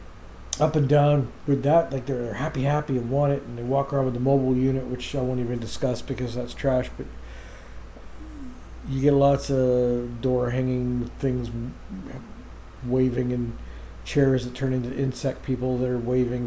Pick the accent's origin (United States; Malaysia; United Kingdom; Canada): Canada; Oshawa, Ontario; my mother was the co-founder of Hope Spiritualist Church here in Oshawa